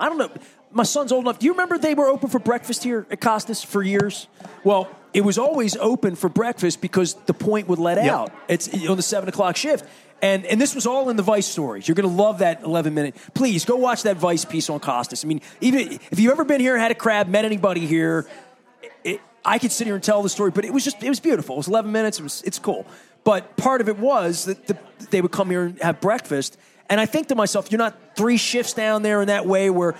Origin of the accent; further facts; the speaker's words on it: Dundalk, Maryland, United States; I'm from Dundalk